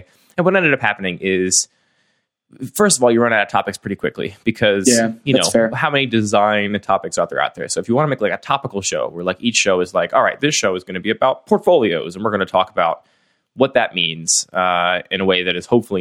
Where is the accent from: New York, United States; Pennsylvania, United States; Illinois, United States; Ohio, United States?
Pennsylvania, United States; West Chester; now in Baltimore, United States; I grew up in the suburbs outside of Philadelphia, a suburb called Westchester